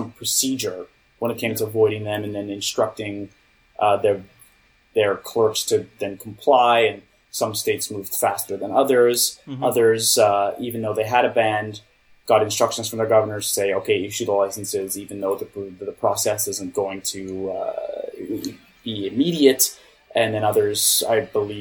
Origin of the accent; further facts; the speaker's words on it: Montreal, Quebec, Canada; moved away; Montreal, which is my hometown